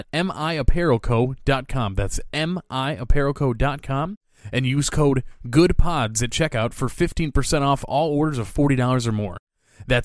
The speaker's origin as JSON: {"language": "English", "region": "Michigan", "country": "United States", "said": "we're from Michigan, right? The Midwest."}